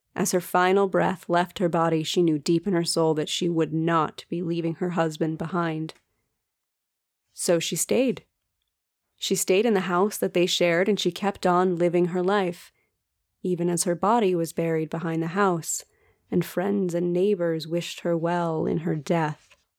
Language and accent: English; United States; accent: American; my painfully American accent